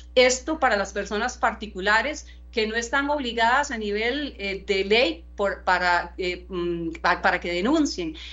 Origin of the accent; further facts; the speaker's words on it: Costa Rica; nosotros como costarricenses